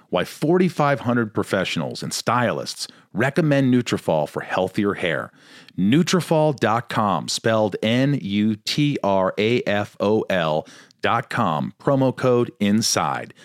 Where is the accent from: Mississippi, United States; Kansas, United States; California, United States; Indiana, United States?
Indiana, United States; Newburgh; I grew up in a small town called Newburgh, near Evansville, Indiana.